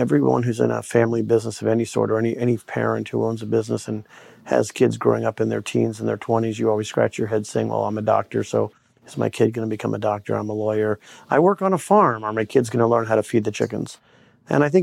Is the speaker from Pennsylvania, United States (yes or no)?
no; Bay Area, California, United States; now in Maryland, United States; I grew up in the Bay Area in California, left in the mid-70s, been in Maryland ever since